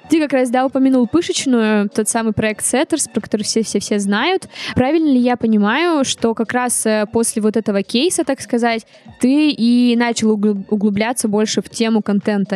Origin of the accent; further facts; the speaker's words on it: Vologda, Vologda Oblast, Russia; now in Saint Petersburg, Russia; я из Вологды